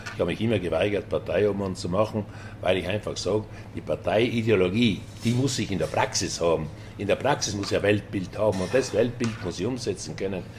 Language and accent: German; South Tyrol, Trentino-Alto Adige, Italy; in erster Linie bin ich äh, Südtiroler, Tiroler